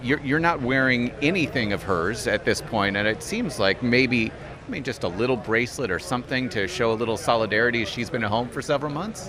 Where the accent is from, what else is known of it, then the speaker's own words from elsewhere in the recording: United States; as an American